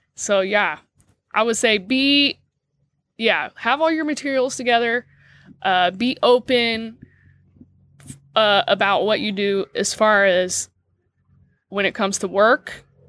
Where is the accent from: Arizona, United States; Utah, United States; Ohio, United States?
Ohio, United States; Dayton; moved away; I'm from Dayton, Ohio